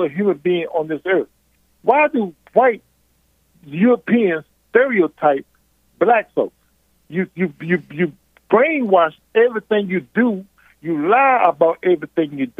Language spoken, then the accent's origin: English; Virginia, United States; accent: southern; now in California, United States; I'm from Virginia originally.